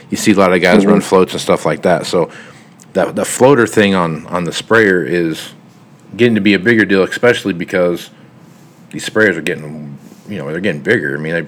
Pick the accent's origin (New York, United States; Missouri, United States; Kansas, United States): Kansas, United States; now in Nebraska, United States; I grew up in Kansas